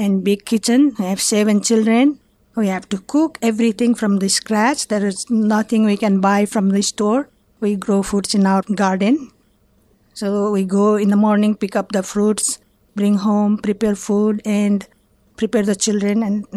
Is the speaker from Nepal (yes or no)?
yes; Nepal; moved away as an adult; now in Pittsburgh, United States; I was born in Nepal in 1951.